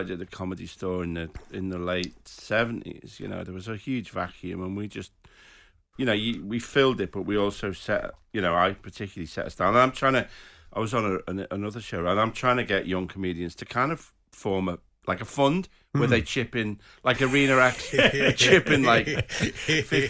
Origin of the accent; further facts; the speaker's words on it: Liverpool, North West England, United Kingdom; I was born in Anfield, you know, about 500 yards from the ground